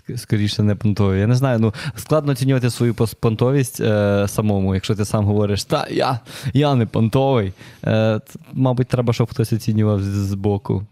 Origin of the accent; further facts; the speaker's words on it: Myronivka, Kyiv Oblast, Ukraine; now in Kyiv, Ukraine; Я взагалі з Київської області. Я з маленького містечка Миронівка, у нас там 13 тисяч населення. Угу. Супер непонтово собі ріс